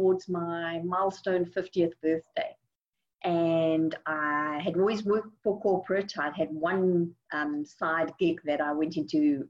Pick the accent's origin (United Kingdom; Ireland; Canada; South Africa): South Africa; moved away as an adult; now in Houston, United States; I'm originally from South Africa